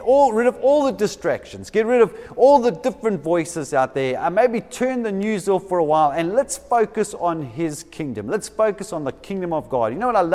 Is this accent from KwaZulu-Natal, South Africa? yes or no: yes; Durban, KwaZulu-Natal, South Africa; now in Cape Town, South Africa; I come from Durban. For some of you who didn't know that, I come from Durban.